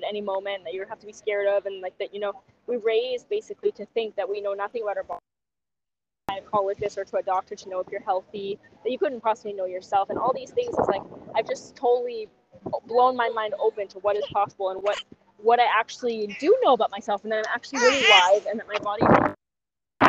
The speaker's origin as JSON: {"language": "English", "country": "Germany", "also_born_or_lived": "Canada", "moved": "yes", "lives_now": "Peru", "said": "I'm originally from Germany, but I actually lived in Canada for almost 20 years."}